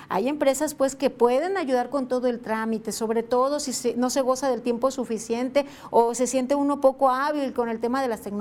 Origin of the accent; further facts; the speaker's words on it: Colima, Mexico; así como colimenses, mexicanos salen de nuestro país por diferentes motivos